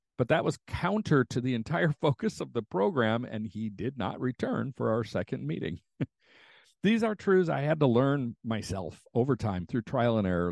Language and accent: English; United States; as an American